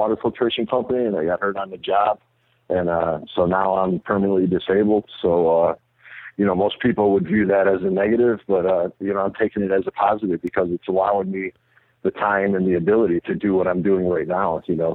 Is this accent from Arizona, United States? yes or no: yes; Mesa, Arizona, United States; also born or lived in Chicago; I love my home town there in Arizona and Mesa